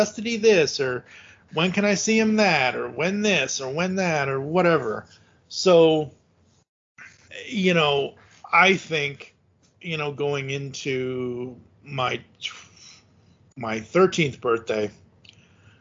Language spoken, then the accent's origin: English; Massachusetts, United States; I was born and raised in Massachusetts